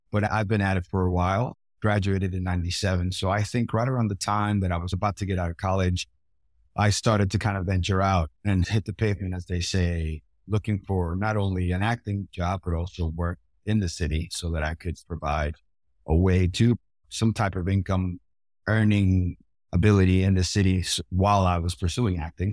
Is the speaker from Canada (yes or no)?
no; Puerto Rico; I grew up in Puerto Rico